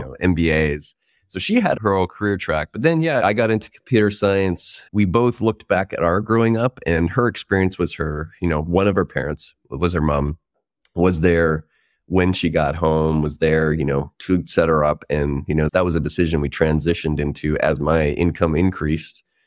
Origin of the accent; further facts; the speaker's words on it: Prince George, British Columbia, Canada; moved away as an adult; also born or lived in Victoria, British Columbia; I grew up closer to the North Pole probably than most people. North Central British Columbia, a place called Prince George